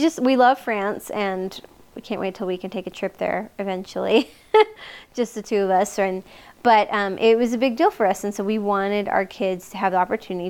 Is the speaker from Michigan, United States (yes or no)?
no; Louisiana, United States; growing up in Louisiana has so much French culture and people, you know, even people who are Cajun, they speak Cajun French, which is just like a variation on French language.